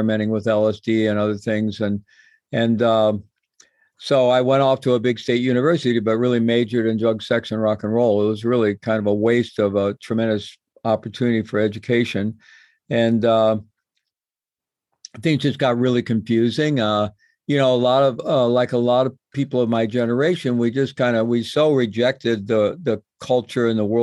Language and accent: English; Midwest, United States; moved away as an adult; also born or lived in Peru; I grew up in the Midwest in a good Roman Catholic family with good values